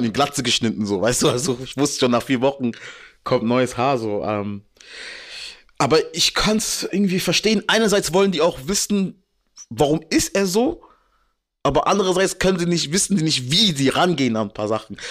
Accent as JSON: {"language": "German", "country": "Germany", "tie": "born or raised there", "said": "ich bin in Deutschland geboren"}